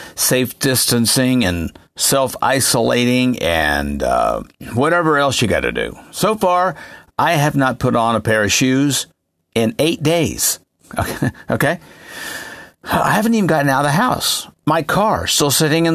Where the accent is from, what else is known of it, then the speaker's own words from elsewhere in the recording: Pennsylvania, United States; my home state of good old Pennsylvania